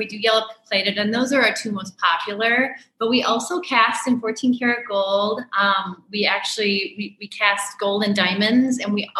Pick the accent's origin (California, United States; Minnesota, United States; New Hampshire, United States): Minnesota, United States; St. Paul; moved away as an adult; I grew up in St. Paul, Minnesota.